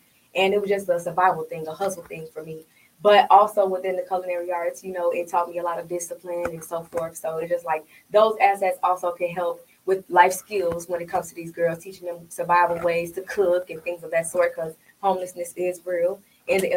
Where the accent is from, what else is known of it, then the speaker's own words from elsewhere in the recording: Chicago, Illinois, United States; moved away as an adult; also born or lived in Iowa; now in Phoenix, United States; I'm from Chicago